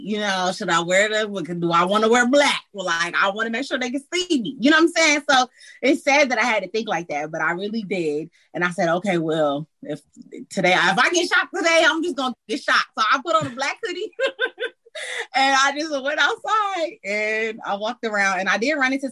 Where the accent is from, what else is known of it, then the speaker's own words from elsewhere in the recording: Detroit, Michigan, United States; moved away as an adult; now in Atlanta, United States; I'm from Detroit, East Side